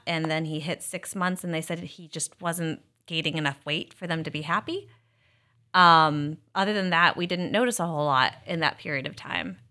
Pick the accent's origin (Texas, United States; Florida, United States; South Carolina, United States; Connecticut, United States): South Carolina, United States; moved away as an adult; also born or lived in Kansas City; now in Philadelphia area, United States; I'm actually from South Carolina